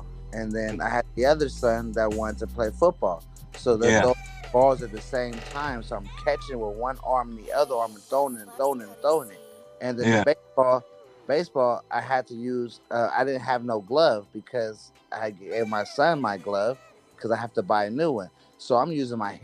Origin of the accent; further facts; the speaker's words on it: California, United States; I grew up in California